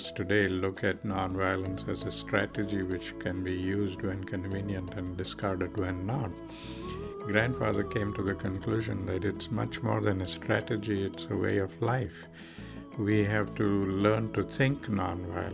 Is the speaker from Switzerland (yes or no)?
no; South Africa; now in Rochester, United States; the time I grew up in South Africa, it was the late 30s, early 40s